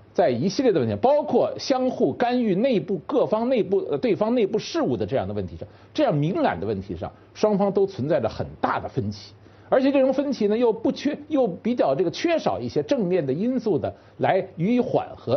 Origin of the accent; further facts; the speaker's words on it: China; 我们中国人